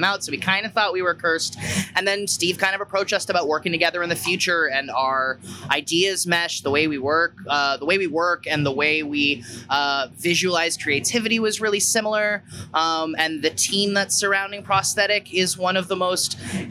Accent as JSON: {"language": "English", "town": "Hamilton", "region": "Ontario", "country": "Canada", "said": "We're from Hamilton, Ontario"}